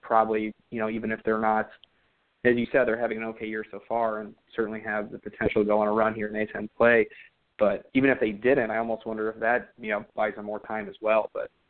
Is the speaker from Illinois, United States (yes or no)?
yes; Chicago, Illinois, United States; Yeah, I grew up in Chicago, so... On the north side of Chicago